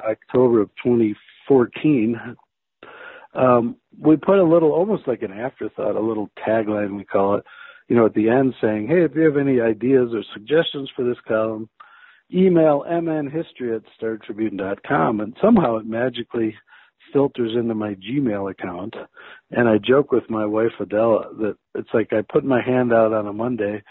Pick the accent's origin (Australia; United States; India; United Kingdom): United States; the Chicago suburbs, Illinois; moved away as an adult; also born or lived in St. Paul, Minnesota; now in Durango, United States; I grew up in the Chicago suburbs